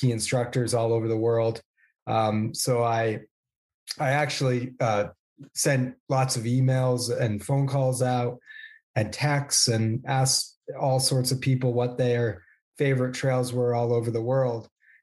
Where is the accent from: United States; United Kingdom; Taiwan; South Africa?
United States; Vermont; I grew up in Vermont